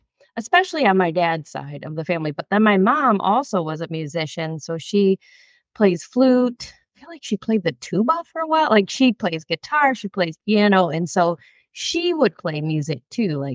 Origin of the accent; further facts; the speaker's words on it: Michigan, United States; I grew up in a small town in Michigan, like just kind of farm town-ish.